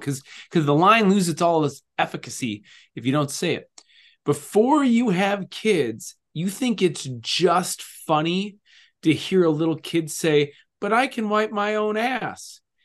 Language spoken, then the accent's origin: English; Minnesota, United States; We're from Minnesota